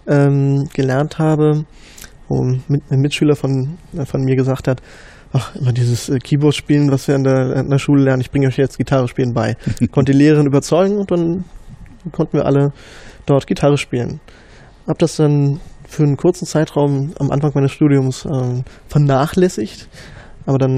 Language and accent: German; Berlin, Germany; nee, ich komme aus dem Osten. aus Ostberlin. Ja, damals noch äh, in der DDR geboren.